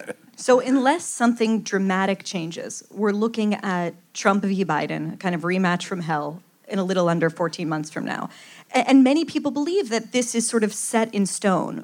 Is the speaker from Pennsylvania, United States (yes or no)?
yes; Pittsburgh, Pennsylvania, United States; my hometown of Pittsburgh